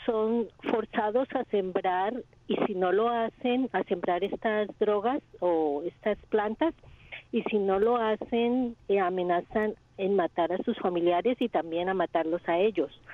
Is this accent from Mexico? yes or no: no; Colombia; moved away; Colombia, que es el país donde yo nací.